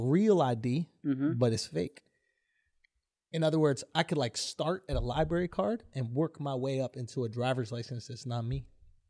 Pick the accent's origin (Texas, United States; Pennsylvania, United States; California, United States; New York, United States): Pennsylvania, United States; Philadelphia; You ever been a black woman growing up in Philly in the 90s? Let me tell you about it.